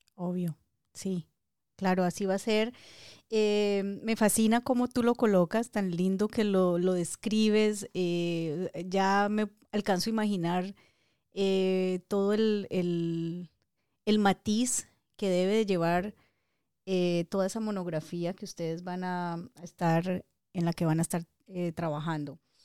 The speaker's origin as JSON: {"language": "Spanish", "town": "Dagua", "region": "Valle del Cauca", "country": "Colombia", "said": "Yo amo a mi pueblo, adoro a Dagua."}